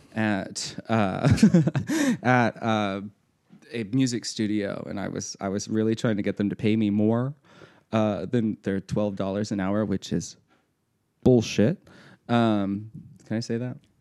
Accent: Cuba, Missouri, United States; moved away as an adult; also born or lived in Springfield, Missouri / Denver, Colorado; now in Birmingham, Alabama, United States; I grew up in Missouri, small town Missouri, to be specific, Cuba, Missouri

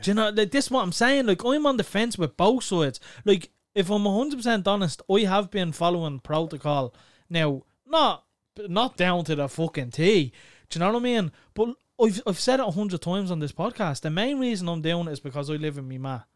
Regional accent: Clondalkin, Leinster, Ireland; we're from Clondalkin

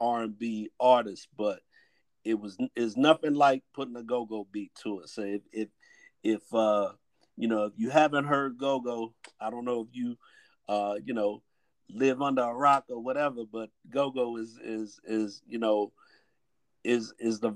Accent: Washington, District of Columbia, United States; we hail from the Washington D.C. area

